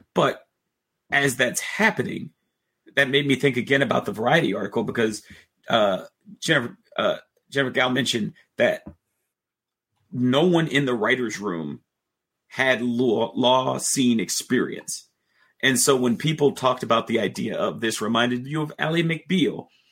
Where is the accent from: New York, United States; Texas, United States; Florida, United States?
New York, United States; as a New Yorker